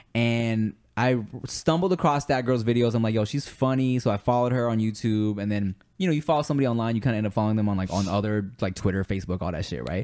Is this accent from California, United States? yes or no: yes; Los Angeles, California, United States; also born or lived in Billings, Montana; I moved to LA when I was a baby